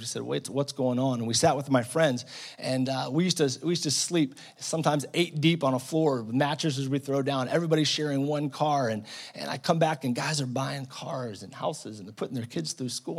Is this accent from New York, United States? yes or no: no; Massachusetts, United States; moved away as an adult; also born or lived in Ohio / West Texas / Nairobi, Kenya; God brought me all the way from Massachusetts to West Texas